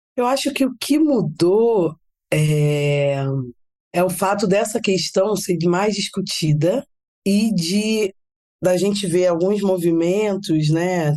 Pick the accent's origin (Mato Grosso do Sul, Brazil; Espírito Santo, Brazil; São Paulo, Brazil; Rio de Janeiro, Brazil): Rio de Janeiro, Brazil; sou carioca